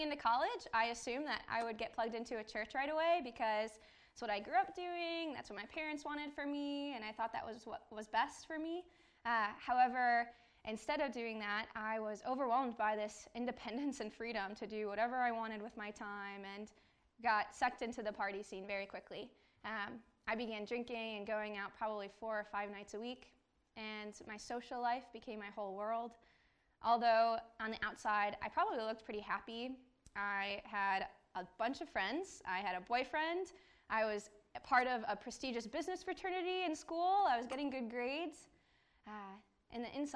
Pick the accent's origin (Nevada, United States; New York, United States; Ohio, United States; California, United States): Ohio, United States; Westlake; I grew up in Westlake, Ohio, not too far from here.